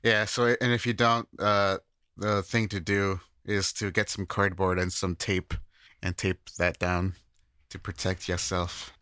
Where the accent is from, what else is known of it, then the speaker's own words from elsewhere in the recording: Midwest, United States; moved away as an adult; now in Japan; I'm from the Midwest, we don't get, we don't really get earthquakes